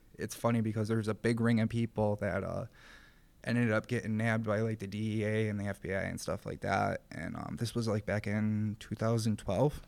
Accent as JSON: {"language": "English", "town": "Rochester", "region": "New York", "country": "United States", "tie": "born or raised there", "said": "I grew up in the city of Rochester"}